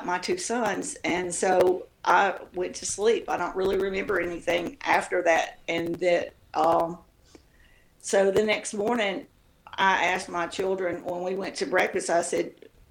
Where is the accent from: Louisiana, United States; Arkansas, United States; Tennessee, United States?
Tennessee, United States; moved away; also born or lived in Mississippi / Australia / Hawaii / Georgia; I grew up in Tennessee